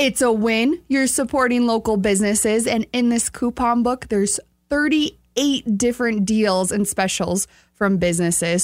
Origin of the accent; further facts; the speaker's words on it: outside Sioux Falls, South Dakota, United States; I grew up right outside of Sioux Falls